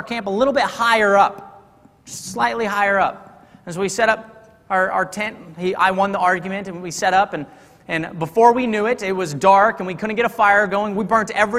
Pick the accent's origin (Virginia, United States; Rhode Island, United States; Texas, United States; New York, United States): Texas, United States; I'm from Texas, and we thought, you know, two good old Texas boys